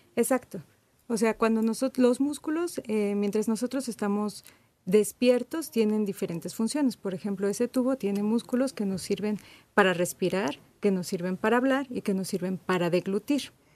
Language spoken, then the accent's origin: Spanish; Mexico; nosotros los mexicanos